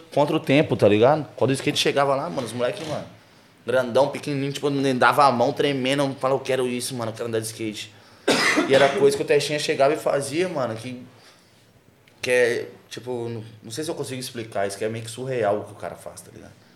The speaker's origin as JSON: {"language": "Portuguese", "town": "Belo Horizonte", "region": "Minas Gerais", "country": "Brazil", "tie": "born or raised there", "said": "no Santa Teresa, que é o bairro onde eu nasci, fui criado."}